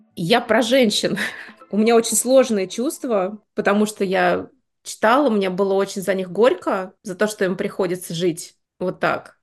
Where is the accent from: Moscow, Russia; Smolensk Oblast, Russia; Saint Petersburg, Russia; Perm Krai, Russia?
Moscow, Russia; Я выросла в Москве